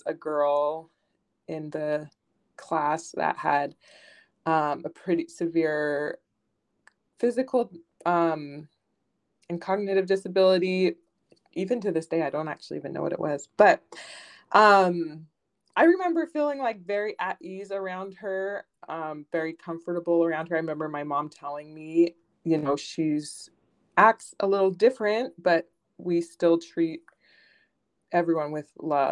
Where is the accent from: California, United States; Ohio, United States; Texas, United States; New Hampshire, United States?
California, United States; Southern; So I was born and raised in Southern California